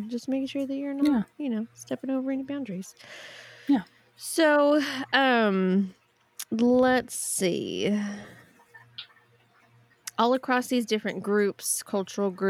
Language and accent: English; California, United States; I'm just from California